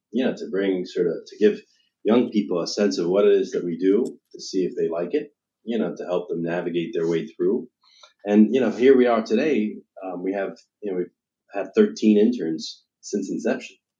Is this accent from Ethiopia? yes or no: no; United Kingdom; moved away; I'm an American, I'm proud of it, uh, but I was born and raised in the United Kingdom.